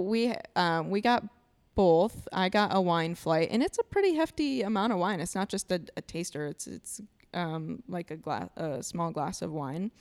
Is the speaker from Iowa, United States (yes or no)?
yes; Iowa, United States; moved away as an adult; now in Milwaukee, United States; I'm originally from Iowa. I moved to Milwaukee, Wisconsin four years ago